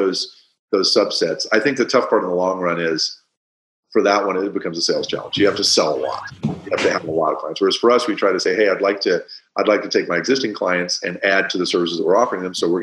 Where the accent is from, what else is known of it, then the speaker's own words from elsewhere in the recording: Midwest, United States; now in California, United States; I grew up in the Midwest